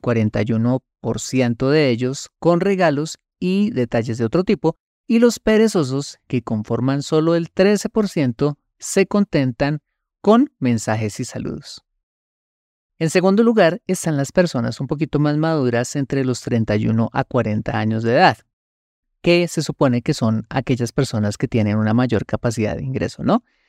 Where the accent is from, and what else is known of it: Colombia